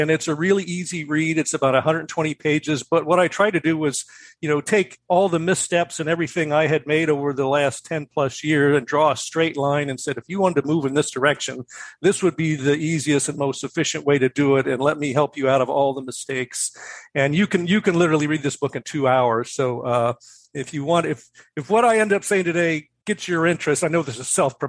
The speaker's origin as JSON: {"language": "English", "town": "Cincinnati", "region": "Ohio", "country": "United States", "tie": "born or raised there", "also_born_or_lived": "Daytona Beach, Florida / Seattle, Washington", "moved": "as an adult", "said": "I'm from Ohio. I grew up in Cincinnati."}